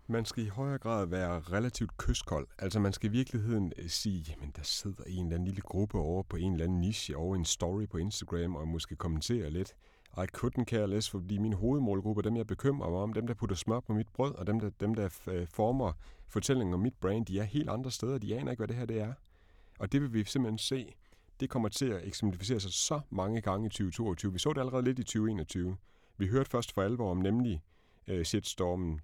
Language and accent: Danish; Denmark; som dansker